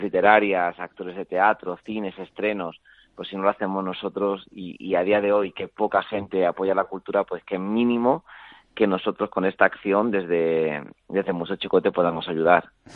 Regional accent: Spain; como español

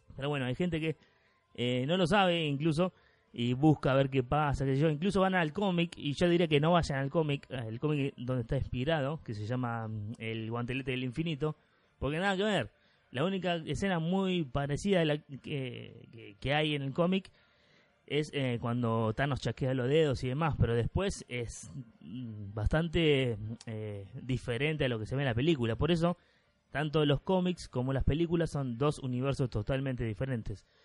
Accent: Argentina; yo soy argentino

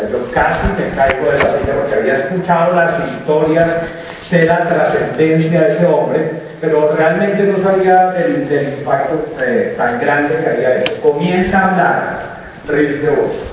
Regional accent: Colombia; nosotros venimos de Colombia.

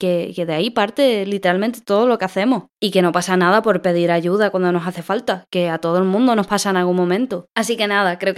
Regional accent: Andalusia, Spain; Soy japonesa, inglesa y andaluza también

